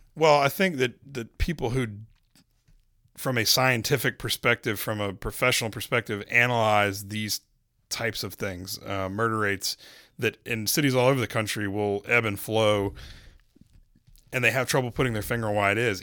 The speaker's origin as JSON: {"language": "English", "town": "Charlotte", "region": "North Carolina", "country": "United States", "said": "I was from Charlotte"}